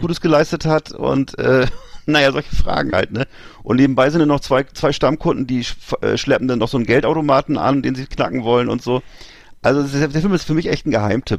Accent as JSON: {"language": "German", "country": "Germany"}